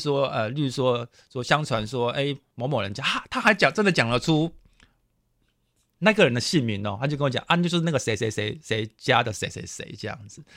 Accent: Kaohsiung, Taiwan; 我本身也是周载人

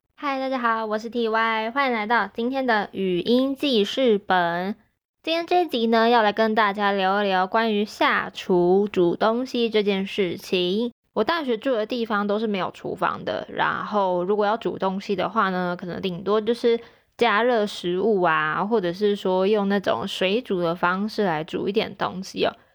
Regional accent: Taichung, Taiwan; moved away as an adult; 有的时候回台中的时候

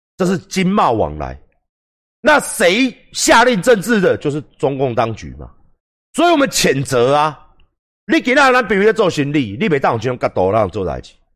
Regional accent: Taiwan; 我们台湾人

